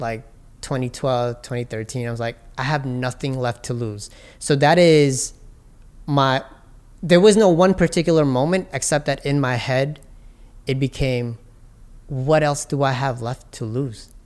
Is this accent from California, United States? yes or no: no; New York City, New York, United States; I grew up in Hollis in Jamaica, Queens